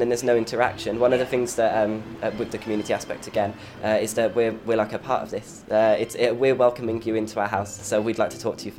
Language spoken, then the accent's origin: English; Dudley, West Midlands, United Kingdom; moved away as an adult; Wait until I've had a few beers and then I sound like I'm from Dudley. About 8 years ago, went on holiday up here and phoned my mum on the holiday and then said, it's nice here, it's better than Dudley